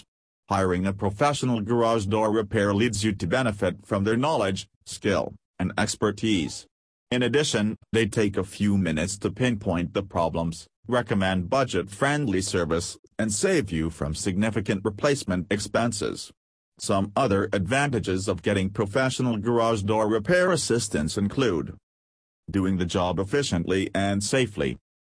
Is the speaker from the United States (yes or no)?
yes; Rockville, Maryland, United States; from Rockville, Maryland and USA.